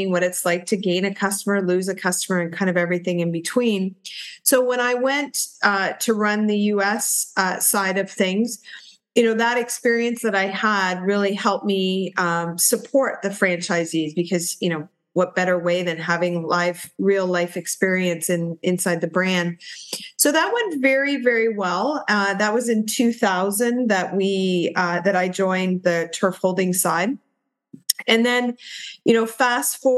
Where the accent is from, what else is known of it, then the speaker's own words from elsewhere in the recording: Canada; also born or lived in Toronto, Ontario; my family, we're all Canadian and have grown up in Canada